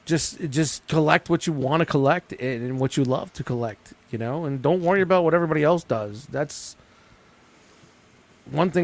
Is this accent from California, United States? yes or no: no; New York City, New York, United States; I grew up in Brooklyn